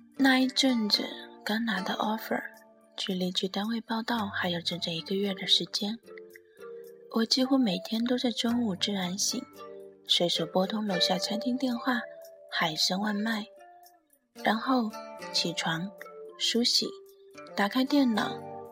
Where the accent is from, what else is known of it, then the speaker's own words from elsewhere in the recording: Shanghai, China; also born or lived in northern China; 在土生土长的城市，父母都在身边